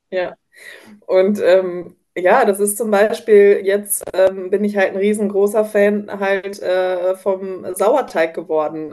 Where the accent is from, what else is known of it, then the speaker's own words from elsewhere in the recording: North Rhine-Westphalia, Germany; ich komme aus Nordrhein-Westfalen